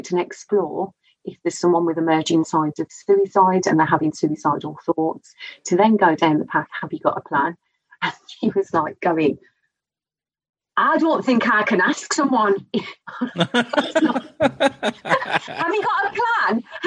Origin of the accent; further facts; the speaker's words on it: Scotland, United Kingdom; accent: Scottish; I'm Scottish